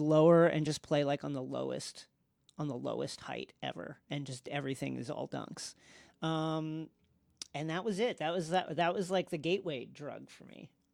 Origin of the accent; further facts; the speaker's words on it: New York, United States; I'm from New York